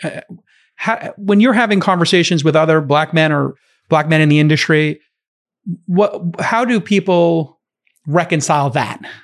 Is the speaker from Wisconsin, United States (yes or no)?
no; New York City, New York, United States; I came from Brooklyn. My dad's a bartender. My mom's a nurse.